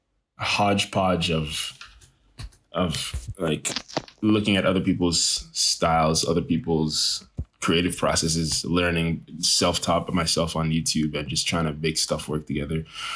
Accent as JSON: {"language": "English", "town": "Greenville", "region": "South Carolina", "country": "United States", "tie": "born there", "also_born_or_lived": "Nigeria", "said": "I was born in Greenville, South Carolina. Moved to Nigeria. And then I lived in Nigeria for a few years."}